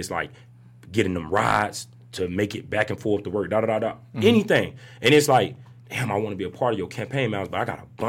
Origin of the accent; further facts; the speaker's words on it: Orlando, Florida, United States; I was born and raised in Paramore